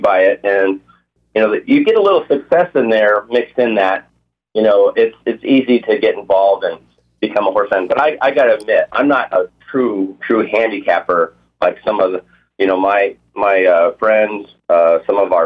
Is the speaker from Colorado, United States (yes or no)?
yes; Colorado, United States; I'm a true Rockies fan growing up in Colorado